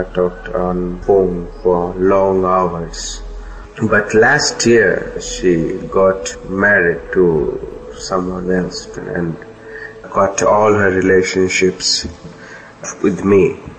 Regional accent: Kolkata, West Bengal, India; I'm 33 years old. I am from Kolkata, India.

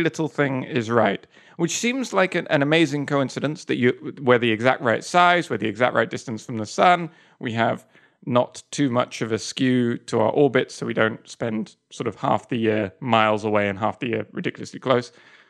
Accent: Spain; born there; Maybe it's a Spanish thing, because I was born in Spain as well.

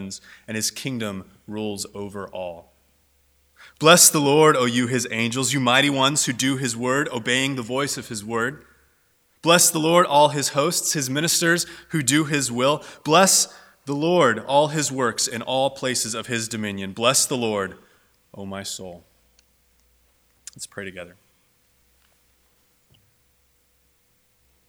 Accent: Southern California, United States; also born or lived in North Dakota; I was raised in Southern California, moved down here when I was about 3 years old, went to college down here

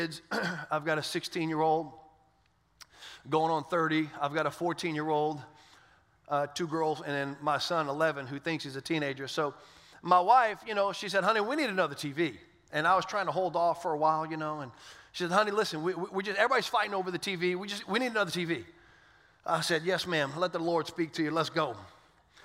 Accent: South Louisiana, United States; moved away; I didn't grow up in Orlando. I grew up in South Louisiana

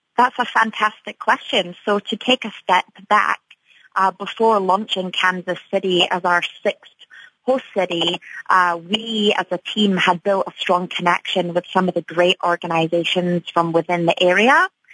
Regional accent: Edinburgh, Scotland, United Kingdom; moved away as an adult; now in Chicago, United States; I am from Edinburgh, Scotland, and I moved to Chicago about eight years ago from the UK.

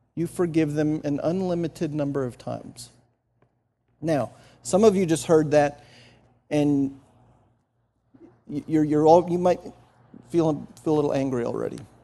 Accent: New Jersey, United States; moved away; I grew up in New Jersey

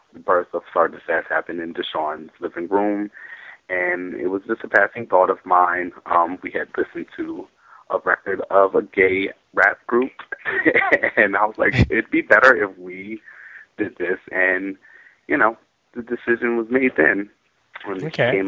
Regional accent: Philadelphia, Pennsylvania, United States

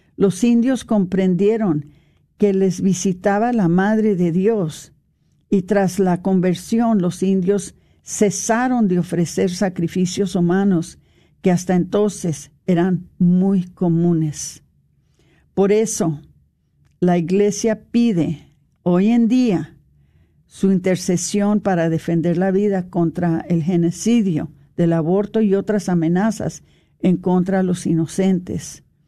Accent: Mexico; now in Dallas, United States; nosotros como mexicanos

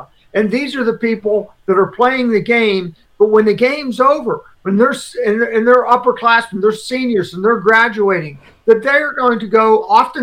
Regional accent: central Pennsylvania, United States; I grew up in Pennsylvania, in central Pennsylvania, so not that far from Philadelphia

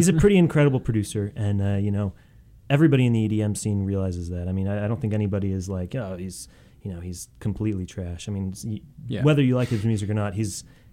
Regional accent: Chicago, Illinois, United States; moved away as an adult; now in Washington, D.C., United States; I'm from Chicagoland area

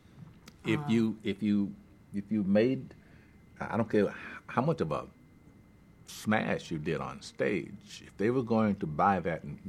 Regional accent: the South, United States; also born or lived in Nashville, Tennessee; I grew up in the South

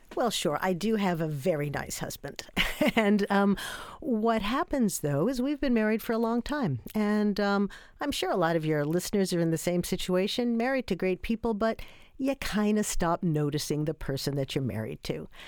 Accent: New York, United States; I'm from New York

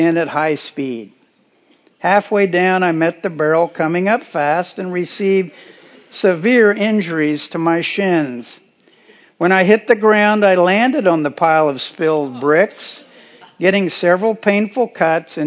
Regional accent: Kansas, United States; moved away; While visiting my parents in Kansas earlier in June, I was reminded while driving around my hometown

